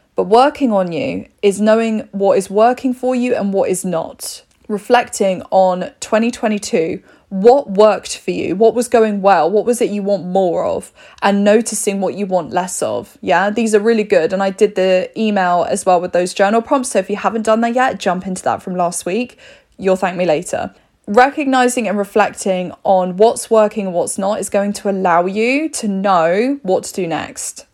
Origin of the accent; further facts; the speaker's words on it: United Kingdom; We're very polite here in the U K. We're very British